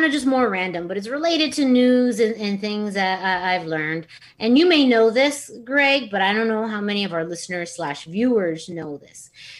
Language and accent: English; Yuma, Arizona, United States; now in Tucson, United States; when I was growing up in Yuma.